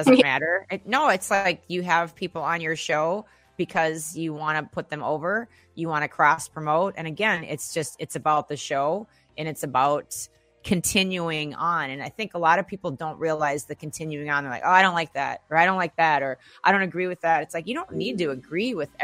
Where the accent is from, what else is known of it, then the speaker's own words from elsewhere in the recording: Minneapolis, Minnesota, United States; now in Los Angeles, United States; I'm from Minneapolis, Minnesota